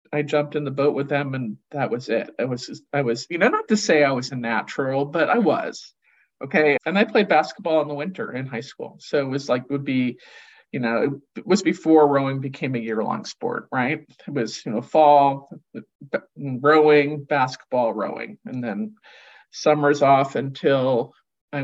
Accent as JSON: {"language": "English", "area": "Cape Cod", "region": "Massachusetts", "country": "United States", "tie": "born or raised there", "said": "I grew up on Cape Cod"}